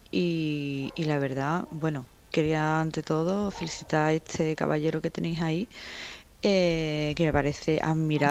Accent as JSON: {"language": "Spanish", "town": "Carmona", "region": "Andalusia", "country": "Spain", "tie": "born or raised there", "said": "de aquí de Carmona, del pueblo de Carmona, de mi pueblo"}